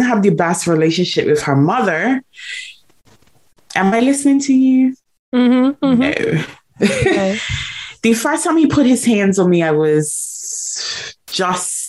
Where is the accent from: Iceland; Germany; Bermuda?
Bermuda; I was born in Bermuda, born and raised in Bermuda